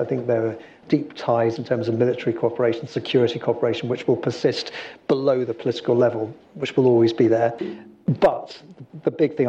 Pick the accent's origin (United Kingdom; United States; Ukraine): United Kingdom; South West England; Yeah, I'm from Devon.